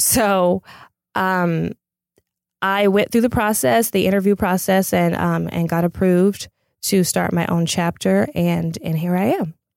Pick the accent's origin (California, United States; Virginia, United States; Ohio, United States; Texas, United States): California, United States; Pasadena; I'm a native of L A County